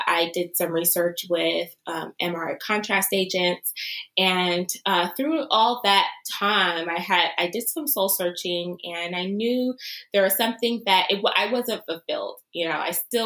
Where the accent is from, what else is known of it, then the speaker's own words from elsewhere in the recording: Los Angeles, California, United States; now in Cincinnati, United States; I am originally from Los Angeles, California.